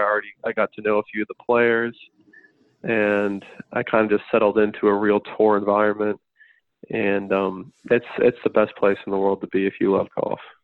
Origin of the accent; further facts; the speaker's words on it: Florida, United States; I'm from Florida